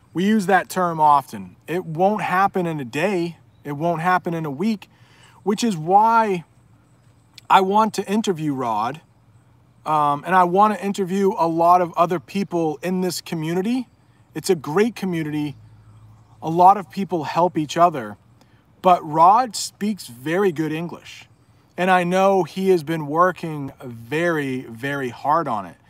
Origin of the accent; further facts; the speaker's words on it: United States; So I now would probably say I am from the U S